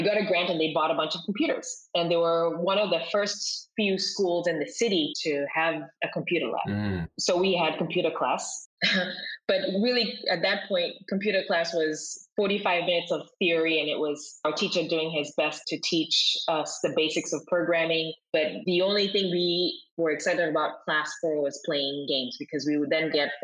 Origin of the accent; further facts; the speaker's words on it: Kenya; moved away as an adult; now in United States; I'm originally from Kenya